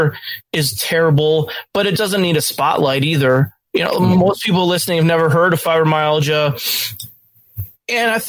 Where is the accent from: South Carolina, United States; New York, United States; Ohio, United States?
New York, United States; Western; I am a lifetime Western New York native.